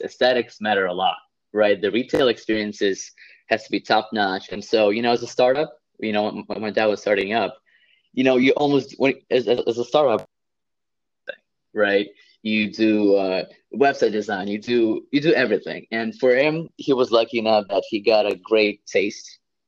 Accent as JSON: {"language": "English", "region": "Saint Petersburg", "country": "Russia", "tie": "born or raised there", "moved": "yes", "lives_now": "New Jersey, United States", "said": "I come from Russia, St. Petersburg, Russia, just like the second largest city. And I grew up in a very well off family"}